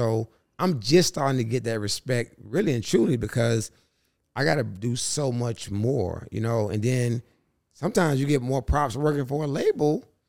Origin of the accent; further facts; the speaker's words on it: Carolina, United States; I'm from Carolina. I'm from a city in a music city. I made it a music city.